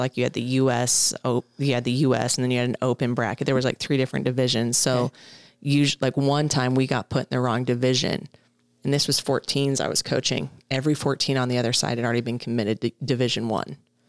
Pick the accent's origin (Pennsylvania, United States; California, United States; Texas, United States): Texas, United States; But again, I came from Texas where our tournaments were huge.